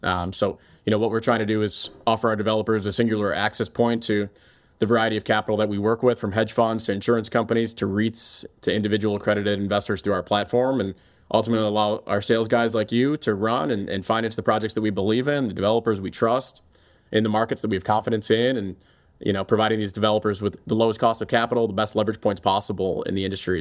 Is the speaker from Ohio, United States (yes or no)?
yes; Cleveland, Ohio, United States; moved away as an adult; also born or lived in Chicago; helping to build a market leader here in my hometown that I'm so passionate about in Cleveland